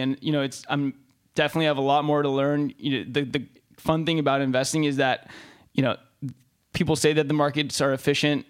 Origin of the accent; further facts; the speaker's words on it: Santa Monica, California, United States; moved away as an adult; also born or lived in Austin; now in San Francisco, United States; born and raised in Santa Monica